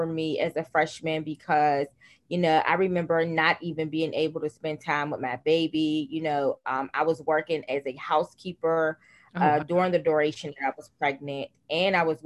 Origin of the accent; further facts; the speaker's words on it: Pittsburgh, Pennsylvania, United States; I am from Pittsburgh, Pennsylvania. I was born and raised in one of the poorest communities in Pittsburgh, Pennsylvania